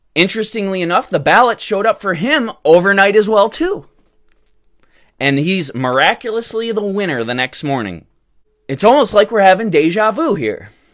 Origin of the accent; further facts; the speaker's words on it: Michigan, United States; my home state of Michigan